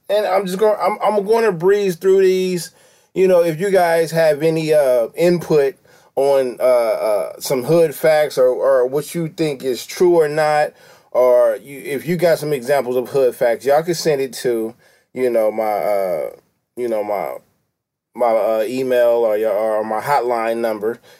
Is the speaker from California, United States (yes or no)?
yes; California, United States; I'm from California. This is Los Angeles.